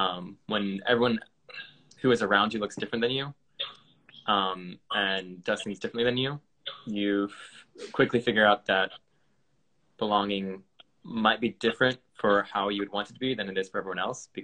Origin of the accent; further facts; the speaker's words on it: United States; also born or lived in Asia; Yeah, so obviously I'm American, if that wasn't obvious enough.